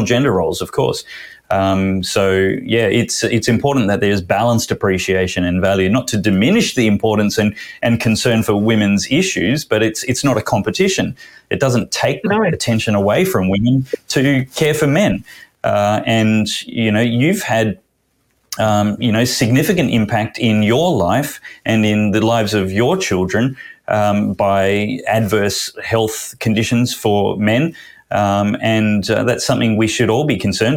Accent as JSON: {"language": "English", "region": "Queensland", "country": "Australia", "said": "my home state"}